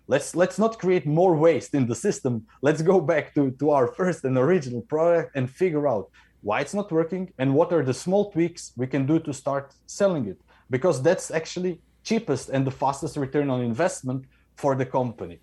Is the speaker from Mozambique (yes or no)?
no; Croatia; now in Norway; I am in Norway, but I come from Croatia